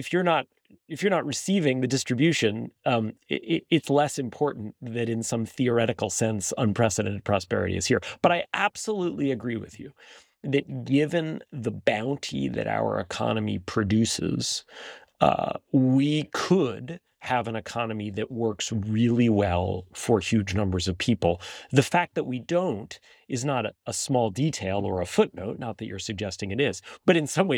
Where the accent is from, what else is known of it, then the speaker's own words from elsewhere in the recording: New York, United States; moved away as an adult; now in Washington, D.C., United States; I'm a New Yorker